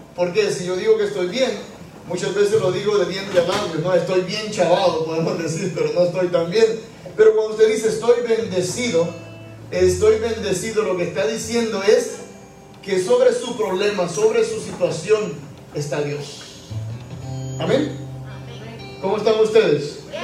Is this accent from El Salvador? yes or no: yes; El Salvador; moved away as an adult; also born or lived in Utuado, Puerto Rico; now in Puerto Rico; Hay un santo de mi país, yo soy salvadoreño